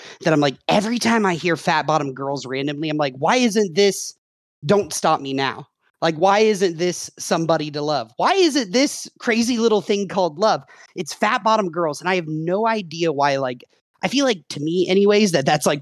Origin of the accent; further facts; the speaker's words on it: Covington, United States; I grew up in Covington